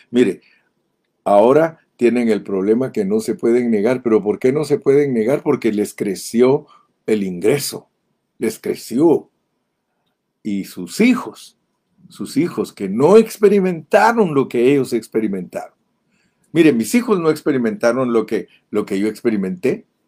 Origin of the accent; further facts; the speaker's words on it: Guatemala; moved away as an adult; also born or lived in Ontario, California, United States; now in United States; yo viví en Guatemala 25 años, desde que nací hasta que cumplí 25 años